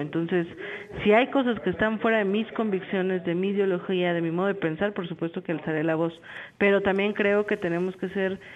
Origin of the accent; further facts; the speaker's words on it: Mexico; como mexicana